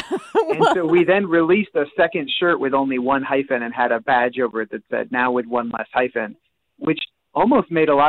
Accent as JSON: {"language": "English", "area": "outside Des Moines", "region": "Iowa", "country": "United States", "tie": "born or raised there", "also_born_or_lived": "Philadelphia, Pennsylvania", "moved": "as an adult", "said": "I grew up outside Des Moines"}